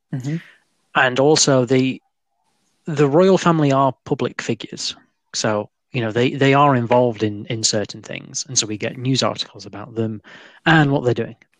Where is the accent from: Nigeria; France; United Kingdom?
United Kingdom; we as British people